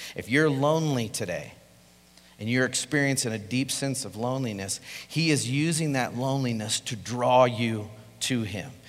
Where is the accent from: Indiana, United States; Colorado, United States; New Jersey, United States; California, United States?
Colorado, United States; I'm from Colorado. I'm a native, born and raised here.